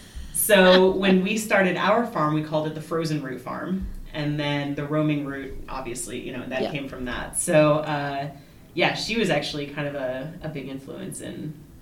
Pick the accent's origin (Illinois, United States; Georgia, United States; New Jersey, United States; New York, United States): Illinois, United States; Chicago; also born or lived in Indiana / Virginia / Colorado / Germany; So I was born in Indiana, but I have lived in Virginia and Colorado and Germany as a child. But I went to high school in Chicago, and south side of Chicago